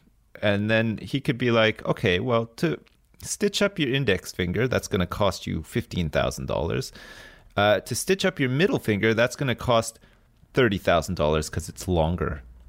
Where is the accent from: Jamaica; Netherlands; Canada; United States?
Canada; And then maybe in England, they gave you a bit more after the fact, but not in, not where I grew up in Canada.